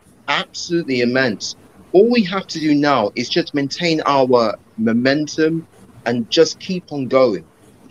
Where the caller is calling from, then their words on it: Uxbridge, London, United Kingdom; Yeah, I'm joining you guys from West London, Uxbridge.